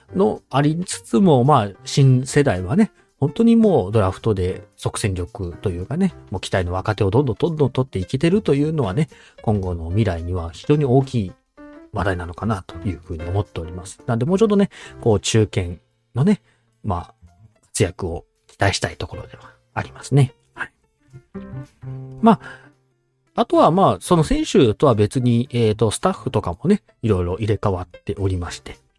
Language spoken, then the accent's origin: Japanese; Aichi, Japan; 僕自身は愛知県の生まれで愛知県育ちで今も愛知県にいるんですけども